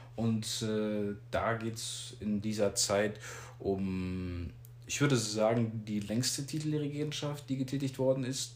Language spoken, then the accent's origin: German; Germany; wir hier alle in Deutschland natürlich mit SmackDown aufgewachsen